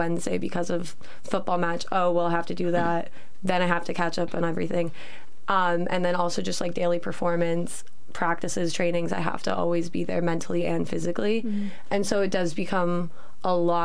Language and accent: English; Canada; moved away as an adult; now in York, United Kingdom; I am from Canada and I'm a second year law student